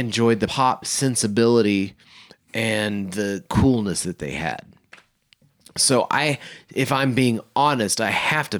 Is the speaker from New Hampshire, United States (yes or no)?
no; Oklahoma, United States; I was a young man growing up in Oklahoma. We were singers.